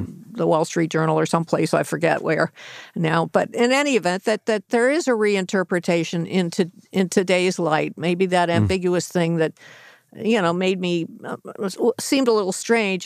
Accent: Los Angeles, California, United States; the L.A. Times, my hometown mm-hmm. newspaper

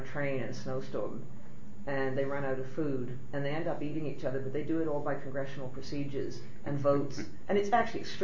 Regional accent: Canada; I'm a woman, a Canadian

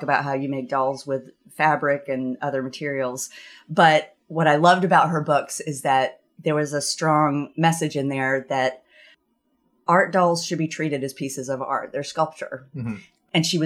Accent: the South, United States; moved away as an adult; also born or lived in Burlington, Vermont; now in Vermont, United States; growing up in the South

